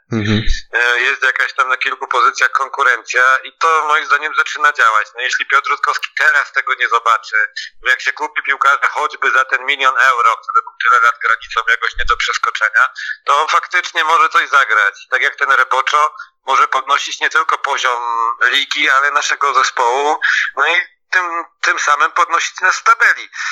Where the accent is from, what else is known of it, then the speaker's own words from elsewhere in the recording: Poznań / Greater Poland, Poland; jako na przykład poznaniacy, czy wielkopolanie